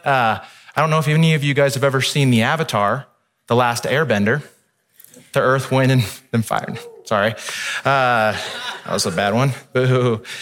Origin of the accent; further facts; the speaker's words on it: Midwest, United States; now in California, United States; I grew up in the Midwest